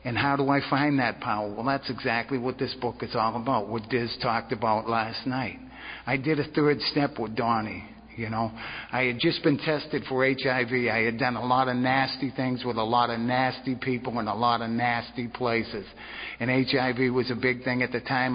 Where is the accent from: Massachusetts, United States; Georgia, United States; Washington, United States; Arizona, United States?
Massachusetts, United States; Boston; now in Navarre, United States; but I'm originally from Boston